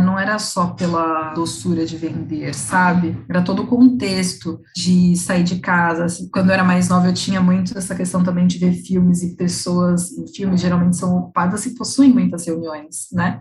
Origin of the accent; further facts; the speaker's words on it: São Paulo, Brazil; eu sou daqui de São Paulo